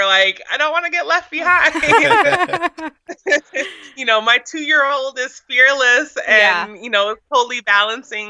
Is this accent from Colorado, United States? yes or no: no; Minnesota, United States; now in Washington, D.C., United States; I grew up in Minnesota